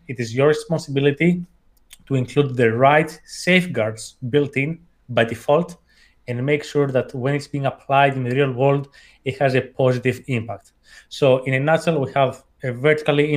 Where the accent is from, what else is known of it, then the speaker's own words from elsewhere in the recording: Athens, Attica, Greece; English is a second language; I was born and raised in Athens, hence the accent.